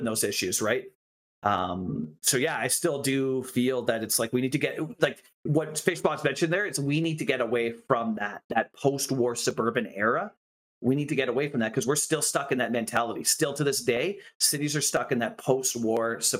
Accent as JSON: {"language": "English", "town": "Kamloops", "region": "British Columbia", "country": "Canada", "tie": "born or raised there", "also_born_or_lived": "Vancouver", "said": "I grew up in the suburbs when I was born in Vancouver. I grew up in the suburbs when we moved to Kamloops"}